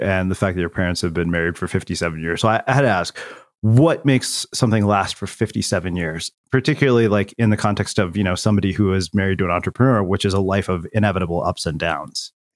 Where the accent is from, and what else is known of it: small Texas town, United States; born or raised there; moved away